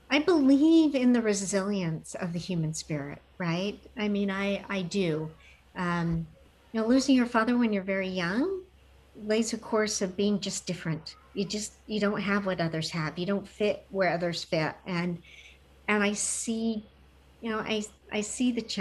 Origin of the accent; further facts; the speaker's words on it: Fort Hood, Texas, United States; born there; I didn't. I was born in Fort Hood, Texas.